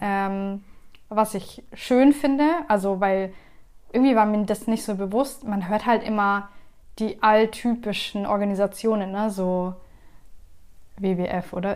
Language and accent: German; Germany; ich bin hier geboren